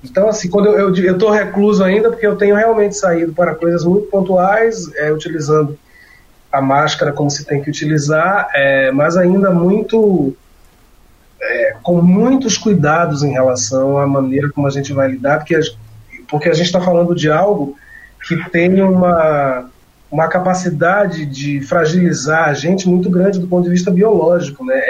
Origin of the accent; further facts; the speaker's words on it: Salvador, Bahia, Brazil; aqui em Salvador, onde eu moro, né, onde eu nasci, onde eu moro